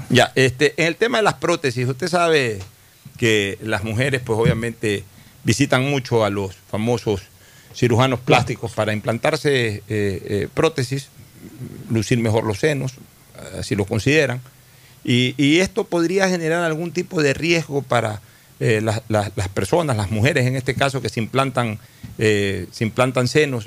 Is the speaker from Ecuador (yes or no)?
yes; Guayaquil, Guayas, Ecuador; mi barrio de muchacho fue la Nueva Kennedy y un poco antes el barrio Orellana de niño